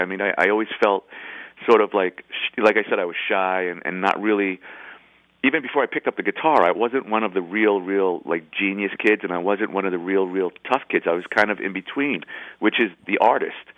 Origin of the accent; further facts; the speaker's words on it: New York City, New York, United States; I grew up in I grew up in the Bronx, kind of like a Neil Simon, you know, right by Yankee Stadium.